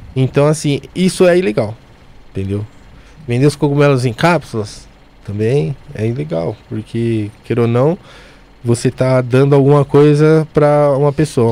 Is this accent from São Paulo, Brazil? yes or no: yes; São Paulo, Brazil; moved away; Eu venho de Bopiranga. Um dos lugares mais perigosos de São Paulo.